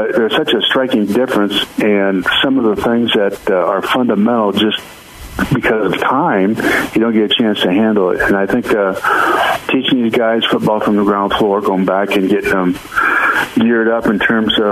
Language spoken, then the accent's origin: English; San Diego, California, United States; I grew up on football in San Diego, Aztec football, San Diego State, the Chargers.